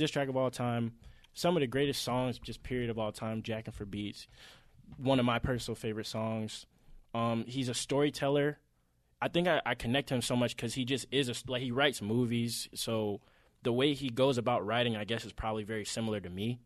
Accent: Atlanta, Georgia, United States; we're obviously from Atlanta

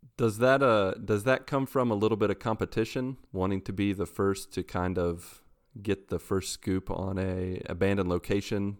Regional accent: West Virginia, United States; I'm from West Virginia in the U S

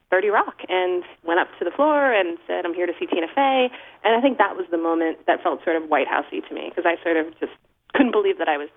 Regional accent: Islip, New York, United States; I grew up in Islip, which is on the South Shore.

